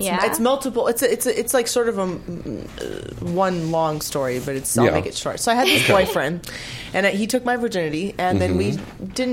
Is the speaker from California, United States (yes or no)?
yes; Anaheim, California, United States; I grew up in Orange County